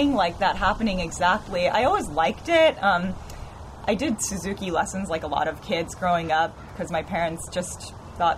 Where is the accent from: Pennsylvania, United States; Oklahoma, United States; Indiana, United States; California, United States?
California, United States; San Francisco; I was born and raised in San Francisco.